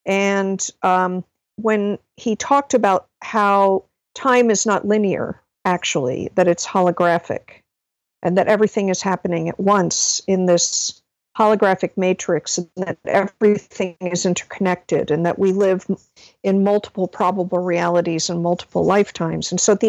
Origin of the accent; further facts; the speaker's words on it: New England, United States; also born or lived in Nashville; My parents moved right when I was two, and then we moved around quite a bit in New England